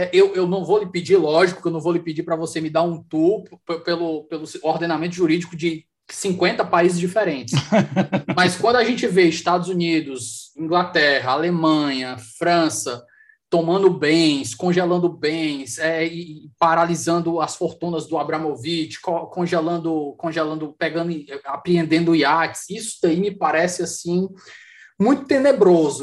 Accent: Fortaleza, Ceará, Brazil; aqui na minha, na minha, na minha terra, estou em conexão local aqui em Fortaleza

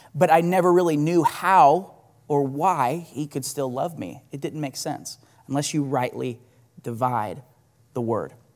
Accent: Bixby, Oklahoma, United States; I grew up in Bixby, and I lived there pretty much my entire life

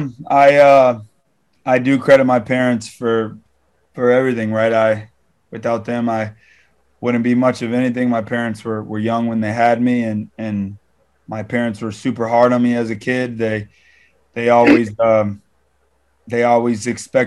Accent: South Florida, United States; also born or lived in Toronto; I've never lived in a big city. I'm from South Florida

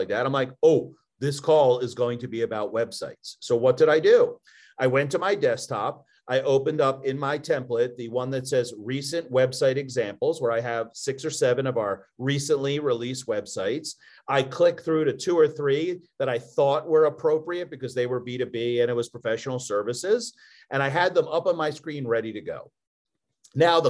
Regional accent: Philadelphia, Pennsylvania, United States; accent: Philly; now in Louisville, United States; My Philly accent can't be transcribed. It's too aggressive

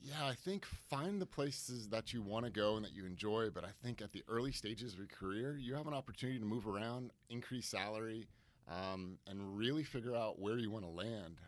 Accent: Stamford, Connecticut, United States; born and raised in Stamford, Connecticut

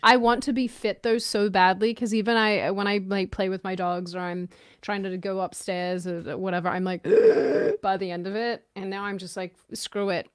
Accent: Australia; now in United States; I grew up in Australia

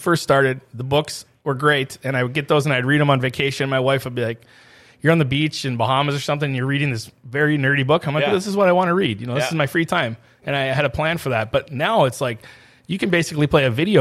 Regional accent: Midwest, United States; also born or lived in San Francisco; I was from the Midwest

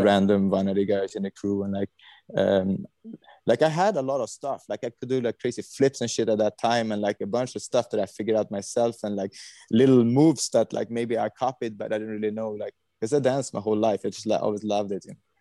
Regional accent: Sweden; I was born in Sweden, 1980

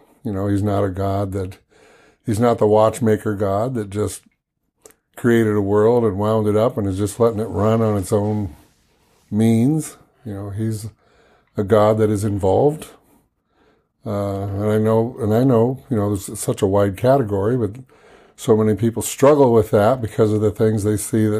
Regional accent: Midwest, United States; now in Norfolk, United States; Spent most of my life in the Midwest growing up, but I've lived all over the country.

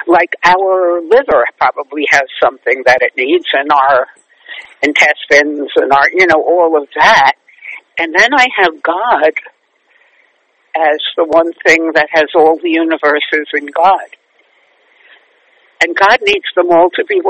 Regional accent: New York City, New York, United States; now in Manhattan, United States; I love growing up in Brooklyn

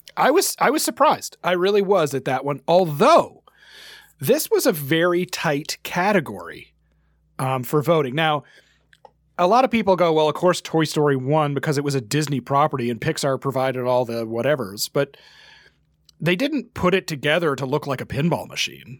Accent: Canada; as a Canadian

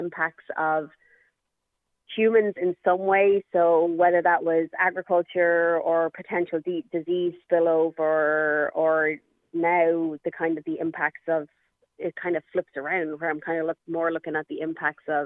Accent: Ireland; now in United States; I'm obviously not from the United States, and we're originally from Ireland

